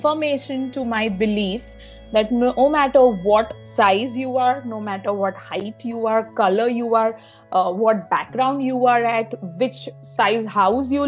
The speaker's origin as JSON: {"language": "English", "town": "Mumbai", "region": "Maharashtra", "country": "India", "tie": "born or raised there", "said": "I am from Mumbai, born and brought up here"}